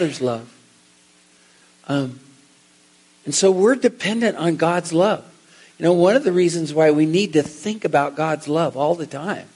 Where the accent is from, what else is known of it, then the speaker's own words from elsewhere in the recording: Seattle, Washington, United States; I'm from Seattle